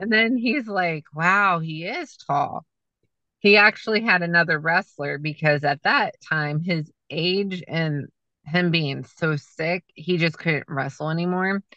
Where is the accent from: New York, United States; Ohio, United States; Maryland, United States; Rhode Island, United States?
Ohio, United States; Canton; I'm from Canton.